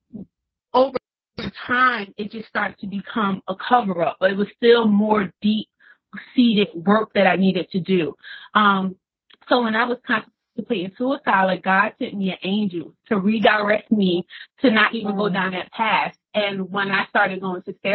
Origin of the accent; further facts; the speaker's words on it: Newark, New Jersey, United States; I'm from Newark, New Jersey